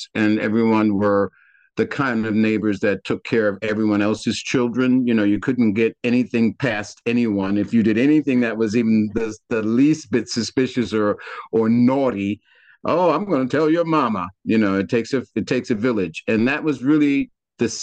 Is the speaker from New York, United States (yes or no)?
yes; New York City, New York, United States; moved away as an adult; also born or lived in Harlem, New York / Brooklyn / Los Angeles / Veracruz, Mexico; now in Sullivan County, United States; So my dad bought a home in Queens. We moved to Queens. From there, I grew up, went to high school in Brooklyn